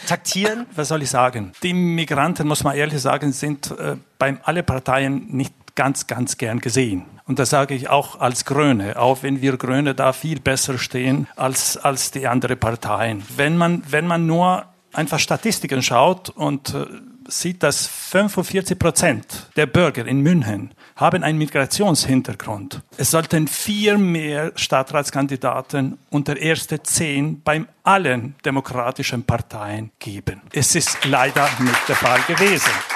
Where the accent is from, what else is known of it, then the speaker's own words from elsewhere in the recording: Montenegro; now in Munich, Germany; ich komme aus Montenegro